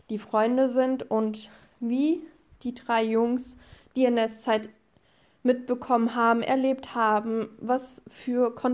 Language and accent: German; Bavaria, Germany; now in Ruhr area, Germany; ich komme selber aus Bayern, habe da etwas lange gelebt, bin jetzt aber im Ruhrgebiet